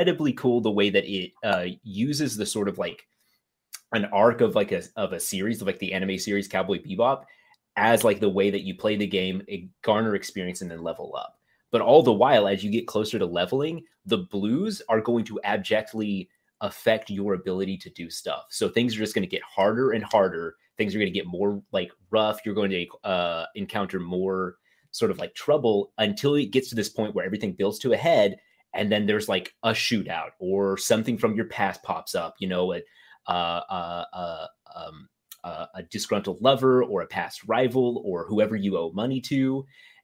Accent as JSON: {"language": "English", "country": "United States", "said": "As an American"}